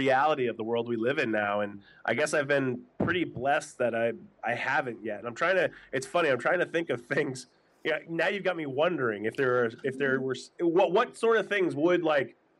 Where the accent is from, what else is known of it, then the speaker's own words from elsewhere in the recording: New Hampshire, United States; blue collar family growing up in New Hampshire